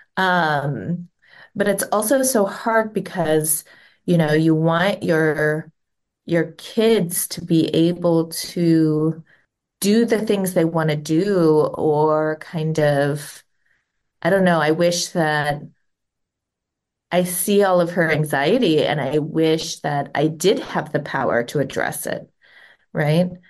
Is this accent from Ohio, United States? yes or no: yes; Cincinnati, Ohio, United States; moved away as an adult; now in Southern California, United States; I was born and raised around Cincinnati, Ohio